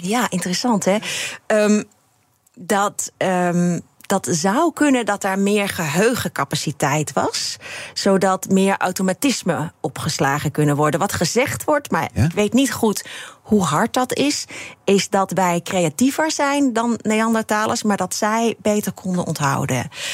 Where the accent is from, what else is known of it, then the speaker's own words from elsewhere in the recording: Limburg, Netherlands; Ik kom uit Limburg